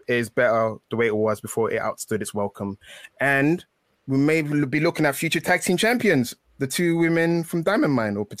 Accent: England, United Kingdom; I am English

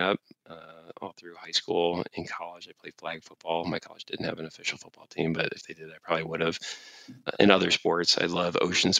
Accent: Cleveland, Ohio, United States; growing up in Cleveland, Ohio

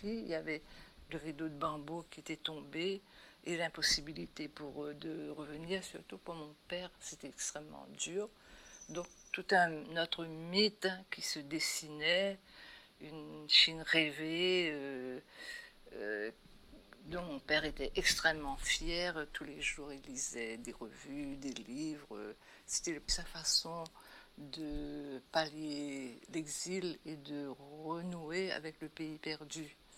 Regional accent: Saint-Pierre, Réunion; c'est de là aussi que je suis, que je viens, et où j'ai passé mon enfance jusqu'au début de l'adolescence

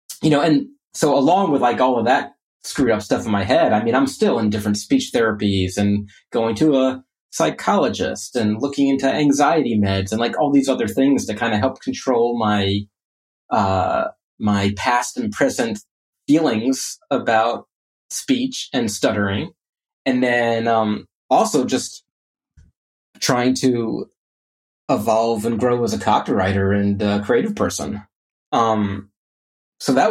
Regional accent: Orlando, Florida, United States; I grew up in Orlando

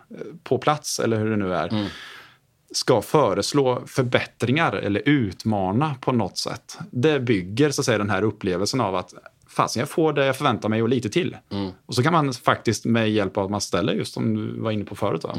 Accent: Åtvidaberg, Östergötland, Sweden; moved away; also born or lived in Gothenburg; jag är född och uppväxt i Åtvidaberg

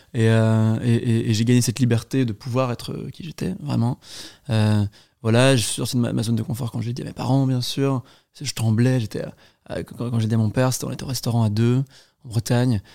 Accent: Brussels, Brussels-Capital Region, Belgium; je suis belge, euh, je suis né à Bruxelles

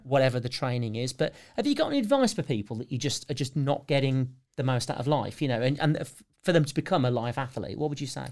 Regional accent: United Kingdom; because we're British

